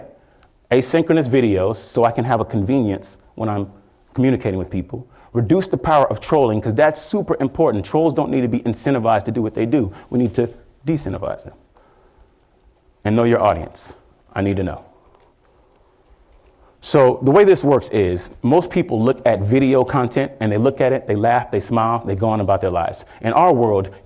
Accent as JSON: {"language": "English", "town": "Houston", "region": "Texas", "country": "United States", "said": "I'm from Houston, Texas"}